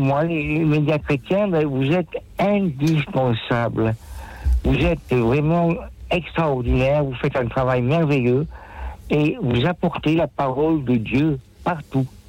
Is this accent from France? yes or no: yes; Nîmes, Occitania, France; accent: l'accent de Nîmes; now in Paris, France; je suis à Paris, je suis âgé, bon, euh, je suis originaire de Nîmes